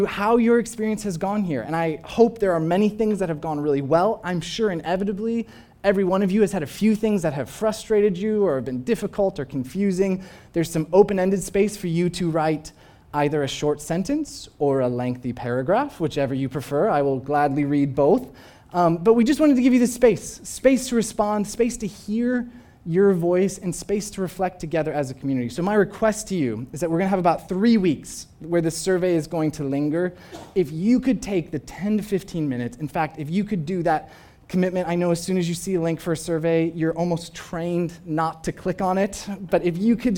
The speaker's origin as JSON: {"language": "English", "country": "United States", "said": "As an American"}